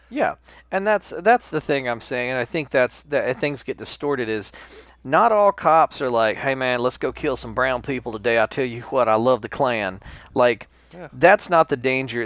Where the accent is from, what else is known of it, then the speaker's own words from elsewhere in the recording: United States; I'm American